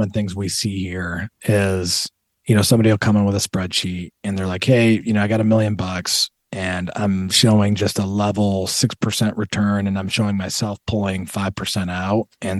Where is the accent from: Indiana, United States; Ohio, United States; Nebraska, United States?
Ohio, United States; Toledo; You know, I grew up in Toledo, like we talked about.